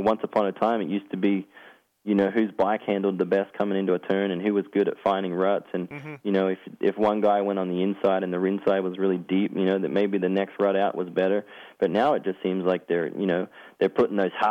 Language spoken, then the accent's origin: English; Australia; moved away; I was from Australia